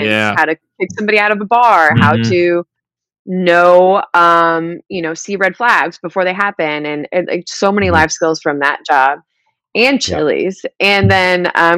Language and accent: English; Peoria, Illinois, United States; moved away; also born or lived in Kentucky; I grew up in Peoria, Illinois.